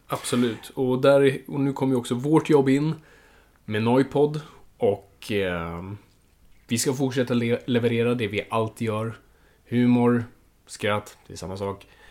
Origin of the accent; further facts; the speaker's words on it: Stockholm, Stockholm County, Sweden; jag är uppvuxen i Stockholm, jag är innerstadskid på så vis